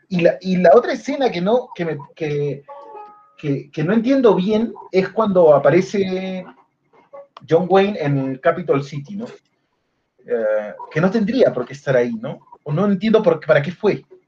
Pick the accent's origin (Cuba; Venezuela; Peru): Peru